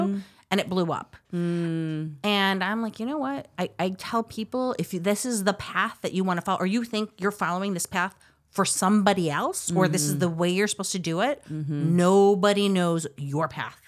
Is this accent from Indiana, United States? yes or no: no; Chicago, Illinois, United States; I grew up in the Midwest. I grew up in Chicago.